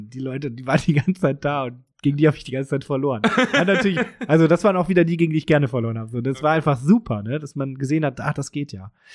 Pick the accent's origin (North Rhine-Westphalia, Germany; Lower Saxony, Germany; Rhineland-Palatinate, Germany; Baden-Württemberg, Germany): North Rhine-Westphalia, Germany; Krefeld; moved away; ich komme aus Krefeld, das ist in der Nähe von Paris